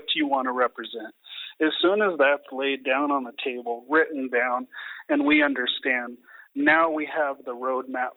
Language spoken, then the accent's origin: English; Washington, United States; I grew up in Washington. It's not a big oil and gas industry, but in Anacortes, Washington, where my family is from